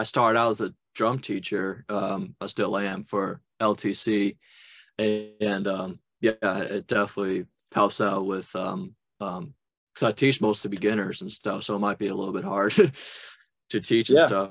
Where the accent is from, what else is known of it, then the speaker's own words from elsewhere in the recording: Louisiana, United States; moved away as an adult; also born or lived in New Orleans; now in Boston, United States; I'm from Louisiana